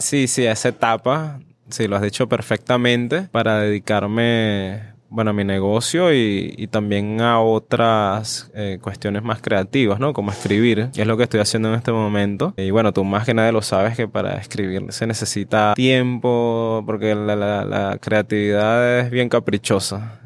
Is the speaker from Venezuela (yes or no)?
yes; Venezuela; moved away; estás tan lejos del país donde naciste